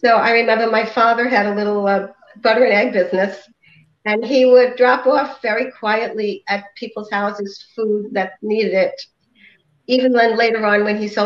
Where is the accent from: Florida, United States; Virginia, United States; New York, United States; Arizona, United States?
New York, United States; New York City; moved away as an adult; also born or lived in Brooklyn, New York / Maryland; now in Chicago, United States; I grew up in Staten Island, New York